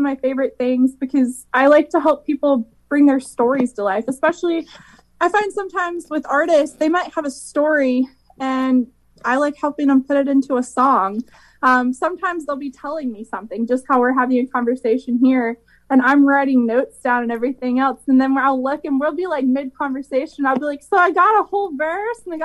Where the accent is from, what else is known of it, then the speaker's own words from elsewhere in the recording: North Carolina, United States; moved away as an adult; now in Nashville, United States; I'm from North Carolina